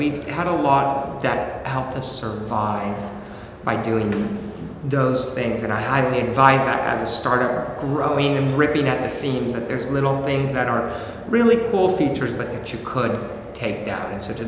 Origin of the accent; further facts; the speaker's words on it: Mexico; born there; I was born in Mexico. My mom's Mexican. My wife is Bulgarian.